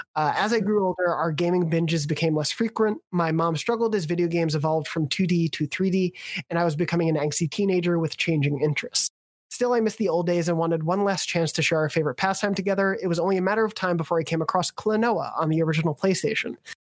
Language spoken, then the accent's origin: English; New York, United States; like growing up on Long Island, the town I grew up in was where the actual, like, based on the events of like the toll booth shooting happened.